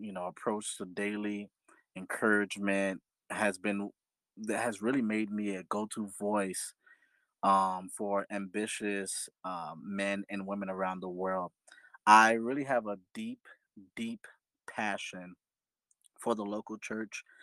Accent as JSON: {"language": "English", "town": "Fort Lauderdale", "region": "Florida", "country": "United States", "said": "I am from South Florida, Fort Lauderdale, Florida specifically"}